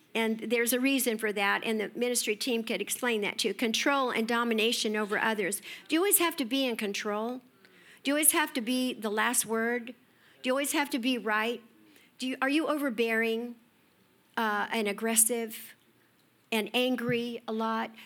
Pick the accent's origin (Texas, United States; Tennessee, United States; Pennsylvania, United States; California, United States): California, United States; Escondido; I grew up in Escondido